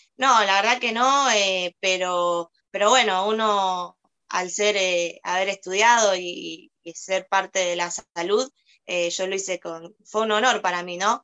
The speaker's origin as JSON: {"language": "Spanish", "country": "Argentina", "also_born_or_lived": "Moreno, Buenos Aires Province", "said": "Yo soy argentina, eh, vivo acá en Moreno, estoy radicada en Moreno, en la provincia de Buenos Aires"}